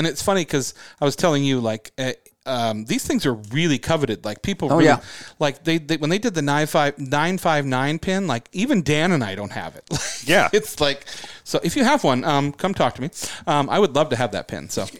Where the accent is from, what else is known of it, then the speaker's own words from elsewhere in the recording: United Kingdom; I mean, I'm a British guy.